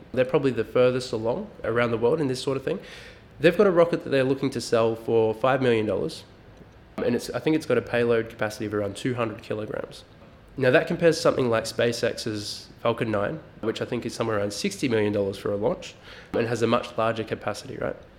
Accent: Melbourne, Victoria, Australia; we are from Melbourne

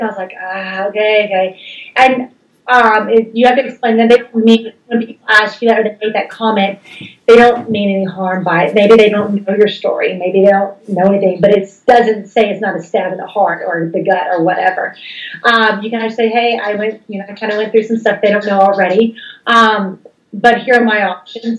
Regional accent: the South, United States; I was raised in the South

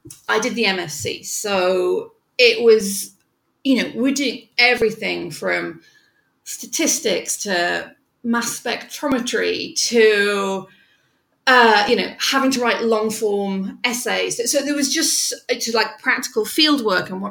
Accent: North East England, United Kingdom; moved away as an adult; now in New York, United States; I am from the northeast of England, right under the Scottish border, really. So I'm a country girl

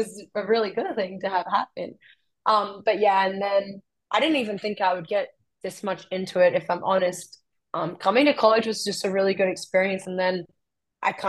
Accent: Australia; moved away as an adult; now in Florida, United States; I came from the East Coast in Australia

